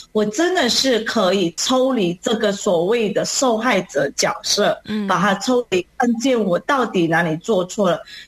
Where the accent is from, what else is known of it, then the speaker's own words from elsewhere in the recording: Malaysia; 我是来自马来西亚的